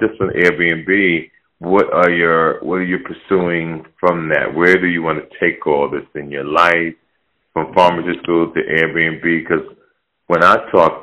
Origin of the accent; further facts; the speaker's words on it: Jersey City, New Jersey, United States; I grew up in Jersey City, New Jersey